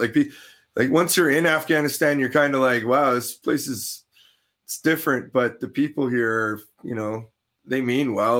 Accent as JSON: {"language": "English", "country": "Canada", "said": "as a Canadian"}